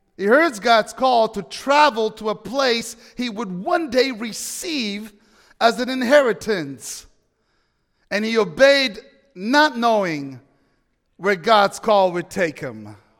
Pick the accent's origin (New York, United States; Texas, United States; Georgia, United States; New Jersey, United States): New York, United States; moved away as an adult; now in Washington State, United States; I'm a New Yorker. I'm an East Coast guy